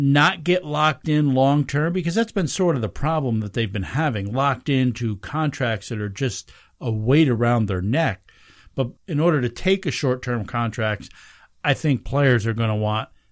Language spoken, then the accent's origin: English; Pine Bush, New York, United States; moved away; that's my hometown.